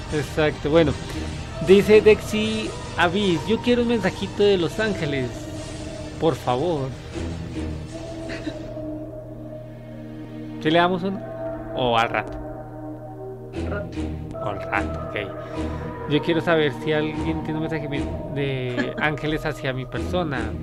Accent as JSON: {"language": "Spanish", "country": "Colombia", "moved": "yes", "said": "ya me hace falta mi tierra"}